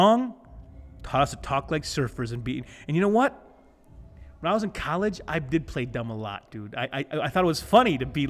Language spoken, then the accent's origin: English; Flint, Michigan, United States; we're not from California. We're not California surfers. We're Flint.